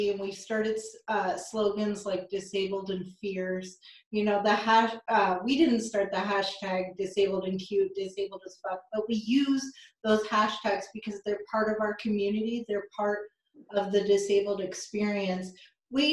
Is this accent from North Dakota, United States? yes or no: no; Iowa, United States; I'm from Iowa